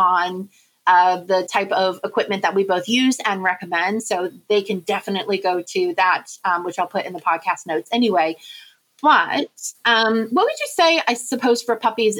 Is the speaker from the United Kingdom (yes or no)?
yes; United Kingdom; I am a British citizen, dual citizenship